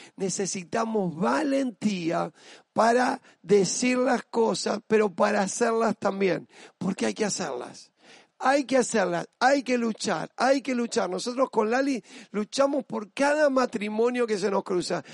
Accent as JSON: {"language": "Spanish", "country": "Argentina", "said": "Yo soy argentina, yo no solo me siento argentino, soy parte de mi país"}